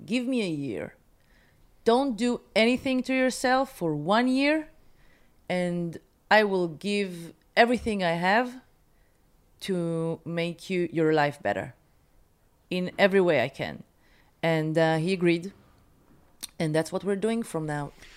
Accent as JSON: {"language": "English", "town": "Haifa", "region": "Haifa District", "country": "Israel", "tie": "born or raised there", "moved": "as an adult", "lives_now": "Tel Aviv, Israel", "said": "When I was growing up in Haifa"}